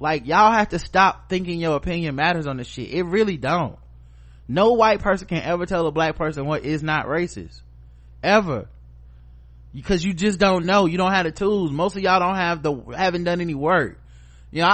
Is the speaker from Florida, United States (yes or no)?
yes; Florida, United States; a good amount of Hispanics do vote Republican, especially in my home state of Florida.